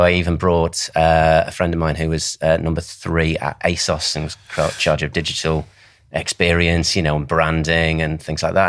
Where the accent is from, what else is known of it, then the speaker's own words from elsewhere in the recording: Southport, North West England, United Kingdom; I grew up in Southport. That's where I come from